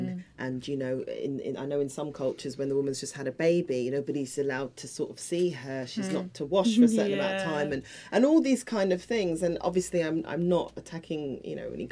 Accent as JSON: {"language": "English", "town": "Croydon", "region": "London", "country": "United Kingdom", "tie": "born or raised there", "said": "in my hometown of Croydon"}